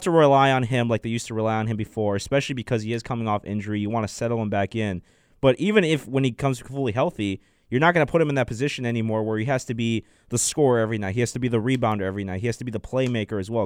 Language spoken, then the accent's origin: English; Chicago, Illinois, United States; moved away; I'm from Chicago, so we got a lot of snow